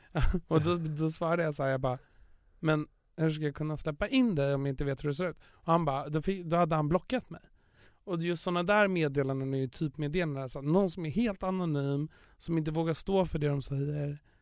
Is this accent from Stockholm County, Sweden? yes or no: yes; Stockholm, Stockholm County, Sweden; där jag kommer ifrån, Östermalm, överklassen